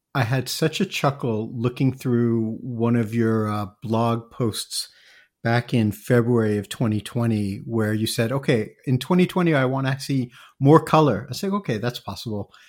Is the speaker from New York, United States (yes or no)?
yes; New York area, United States; moved away as an adult; also born or lived in Japan / Asia; I grew up also in the New York area